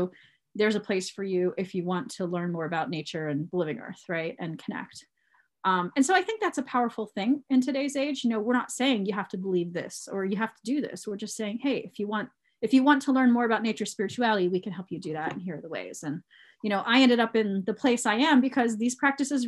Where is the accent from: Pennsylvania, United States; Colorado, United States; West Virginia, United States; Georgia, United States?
Pennsylvania, United States; Cambria County; also born or lived in Michigan / Indiana County, Pennsylvania; I'm in Indiana County, and I actually grew up in Cambria County